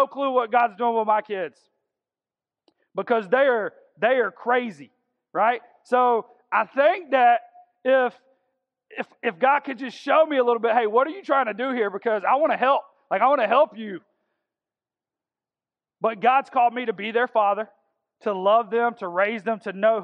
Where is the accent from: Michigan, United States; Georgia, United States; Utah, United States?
Georgia, United States; Augusta; I'm from South Augusta, and I graduated from Cross Creek High School.